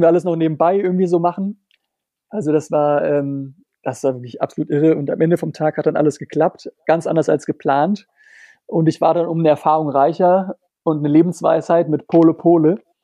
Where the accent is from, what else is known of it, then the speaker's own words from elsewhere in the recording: Germany; moved away as an adult; ich als Deutscher